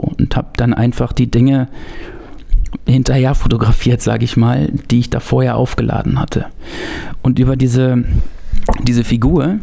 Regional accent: North Rhine-Westphalia, Germany; ich bin Ostwestfale gebürtig, bin da so aus dem Purgatorium der Langeweile, Bielefeld, Paderborn, Gütersloh

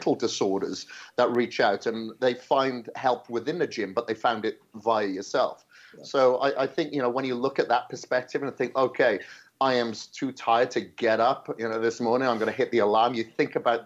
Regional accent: Wales, United Kingdom; moved away; I was growing up in Wales. on a farm

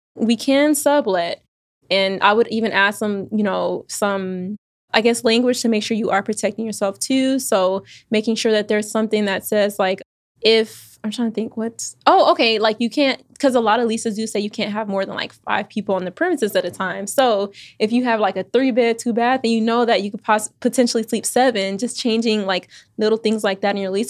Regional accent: Houston, Texas, United States; moved away; also born or lived in Austin, Texas / Virginia; I was born in Austin, raised in Houston

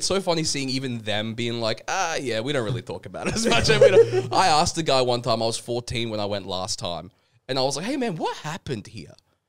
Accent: Logan, Queensland, Australia; Yeah, I'm from Logan, yeah. I was born there. Browns Plains High School, baby.

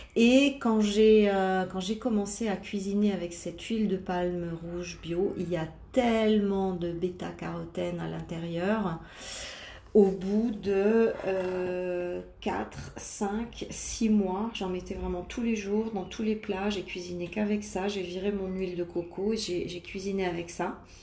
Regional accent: Lorraine, Grand Est, France; moved away as an adult; also born or lived in south of France; bien que je sois à cent pour cent d'origine italienne, j'ai quand même, je suis née en Lorraine et j'ai vécu en Lorraine, euh, vingt-quatre ans

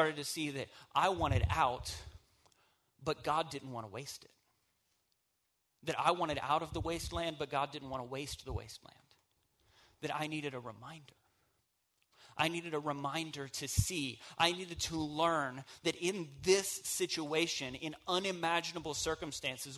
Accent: the South, United States; I'm from the South

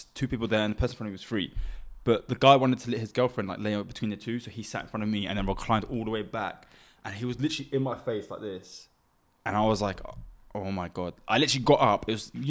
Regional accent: Cambridge, East of England, United Kingdom; from Cambridge

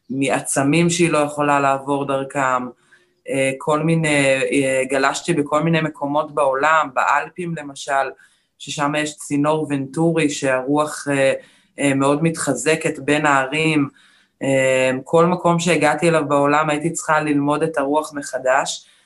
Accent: Michmoret, Central District, Israel; אמ, אני גולשת רוח. אה, הייתי ארבע פעמים אלופת עולם, גדלתי במכמורת, גדלתי את הטבע ואת הים

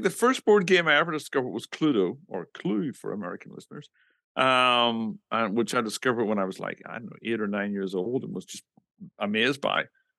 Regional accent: Northern Ireland, United Kingdom; moved away; I grew up in the middle of nowhere in Northern Ireland.

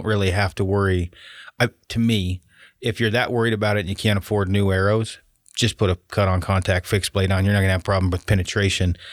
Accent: Oregon, United States; I'm from Oregon. Everybody wore red plaid or whatever logging

